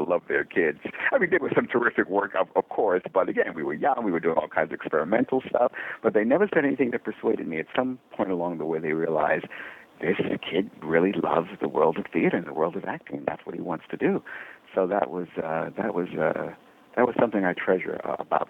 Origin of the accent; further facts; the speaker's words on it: New York City, New York, United States; raised two boys in Brooklyn, New York